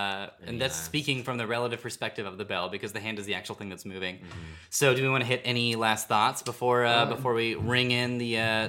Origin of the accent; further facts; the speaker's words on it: San Jose, California, United States; where I grew up in Evergreen, California